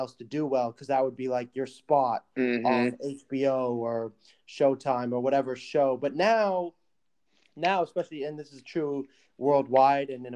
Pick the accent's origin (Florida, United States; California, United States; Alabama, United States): California, United States; Malibu; moved away as an adult; now in Sweden; I am from Malibu, California